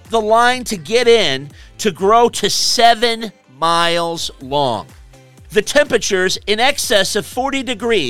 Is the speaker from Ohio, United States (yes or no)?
no; Chicago, Illinois, United States; my hometown of Chicago